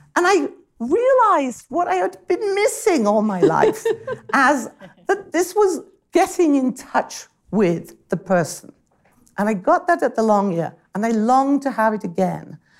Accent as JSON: {"language": "English", "country": "United Kingdom", "said": "as a British person"}